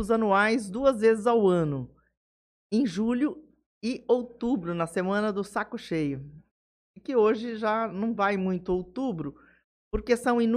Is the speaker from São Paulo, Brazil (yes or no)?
yes; Jales, São Paulo, Brazil; Nasci em Jales. E aí? E aí fiquei por aqui, criei raiz.